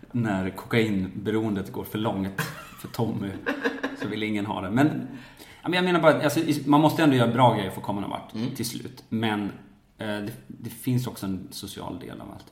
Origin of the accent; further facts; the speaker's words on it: Falun, Dalarna County, Sweden; moved away; also born or lived in Stockholm; jag är uppväxt i Falun